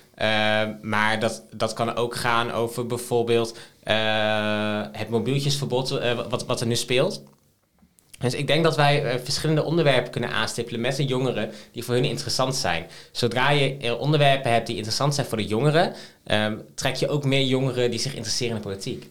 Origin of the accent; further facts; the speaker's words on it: Emmen, Drenthe, Netherlands; moved away; ik ben, ben, geboren en getogen in Drenthe. Wat wij daar hebben in de gemeente Emmen is een jeugdparlement.